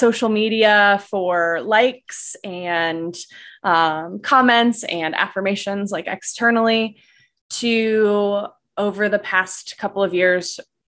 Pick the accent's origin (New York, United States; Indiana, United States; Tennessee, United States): Indiana, United States; also born or lived in North Carolina; I moved from North Carolina back to Indiana, which is my home state